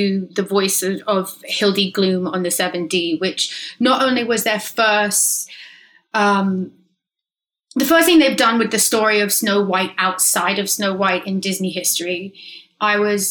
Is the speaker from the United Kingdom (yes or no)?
yes; England, United Kingdom; also born or lived in London; now in Los Angeles, United States; I'm too English.